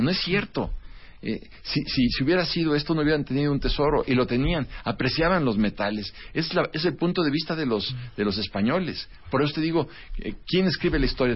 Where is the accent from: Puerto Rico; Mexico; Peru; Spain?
Mexico